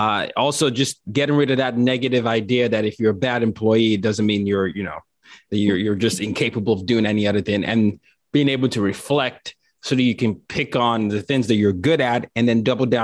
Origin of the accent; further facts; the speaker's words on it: Nigeria; At least that was me as a Nigerian.